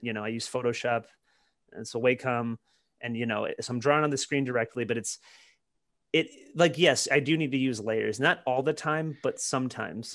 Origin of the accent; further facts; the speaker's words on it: Detroit, Michigan, United States; moved away; growing up in Detroit, you know, you're, you're around all kinds of hardware